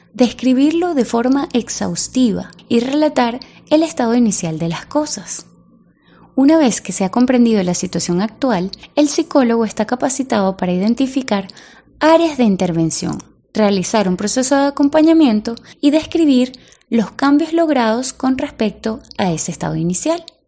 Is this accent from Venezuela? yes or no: yes; Venezuela